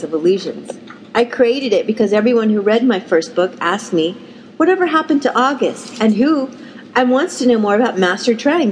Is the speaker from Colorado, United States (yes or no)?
yes; Denver, Colorado, United States; I grew up in Midwest town in Denver, Colorado